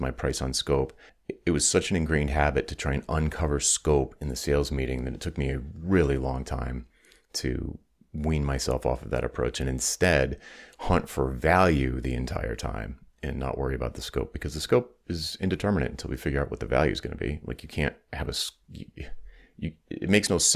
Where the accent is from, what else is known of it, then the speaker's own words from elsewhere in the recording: Rhode Island, United States; also born or lived in Atlanta, Georgia; after I moved from Atlanta to Rhode Island back home